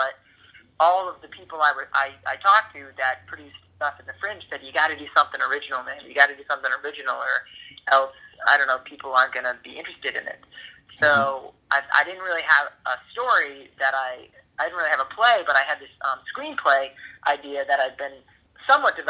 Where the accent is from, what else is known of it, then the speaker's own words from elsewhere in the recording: Boston, Massachusetts, United States; moved away as an adult; now in Los Angeles, United States; I'm from Boston originally.